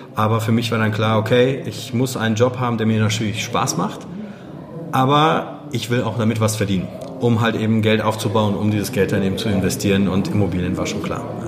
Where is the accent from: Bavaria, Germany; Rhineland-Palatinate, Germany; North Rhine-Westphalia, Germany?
North Rhine-Westphalia, Germany; Wuppertal; also born or lived in Gdańsk, Poland; now in Düsseldorf, Germany; in Danzig geboren, äh, rübergekommen, da war ich sechs. Also meine Eltern sind rübergekommen, ich war dabei. Ähm, das war 88 und ja, seitdem hier aufgewachsen in Wuppertal